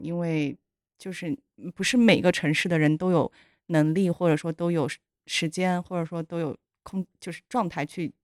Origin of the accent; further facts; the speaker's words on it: Yunnan, China; moved away; 我是云南人